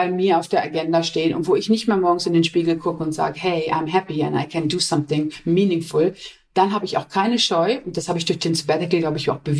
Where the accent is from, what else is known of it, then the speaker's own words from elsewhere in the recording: Essen, North Rhine-Westphalia, Germany; Und ich bin in Essen geboren, ich komme aus dem Ruhrpott.